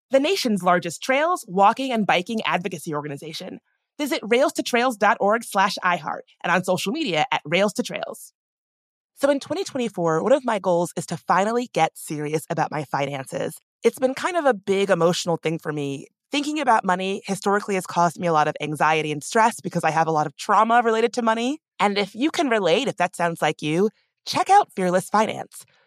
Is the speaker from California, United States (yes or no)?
no; Chesterfield County, Virginia, United States; moved away; I grew up in Chesterfield County, which is just one county away from Henry Michael County